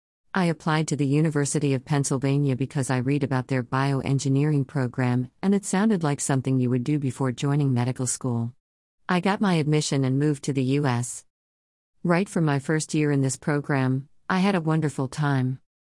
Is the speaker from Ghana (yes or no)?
yes; Ghana; Like I said, I grew up in Ghana and started schooling here too.